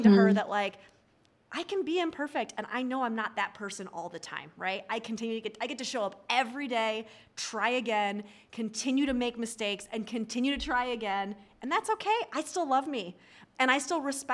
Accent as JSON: {"language": "English", "region": "New York", "country": "United States", "said": "I'm a New Yorker"}